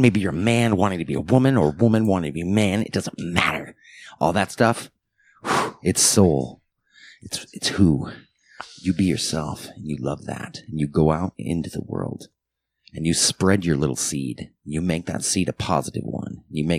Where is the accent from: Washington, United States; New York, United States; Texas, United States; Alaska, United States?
Washington, United States; Bellingham; born there; now in Portland, United States; Currently residing in Portland, Oregon. I was born in Bellingham, Washington.